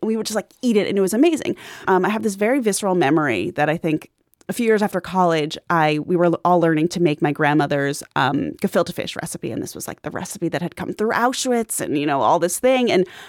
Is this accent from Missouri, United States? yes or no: no; Long Island, New York, United States; I grew up on Long Island where, like, everything was Jewish by osmosis in my particular portion.